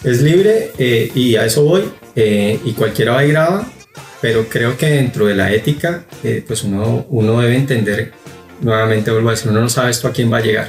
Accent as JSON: {"language": "Spanish", "region": "Bogotá", "country": "Colombia", "moved": "as an adult", "lives_now": "Guatemala", "said": "Los, los cuatro somos colombianos, somos de Bogotá. Llegamos a Guatemala hace seis años"}